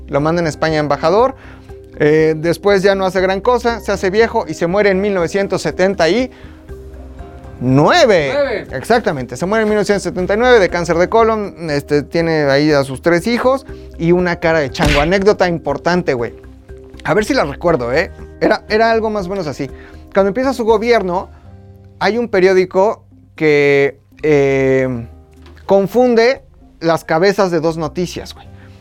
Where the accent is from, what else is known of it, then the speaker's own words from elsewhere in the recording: State of Mexico, Mexico; also born or lived in Metepec; En el Estado de México nací. Yo soy de Zacasonalpan, donde nací.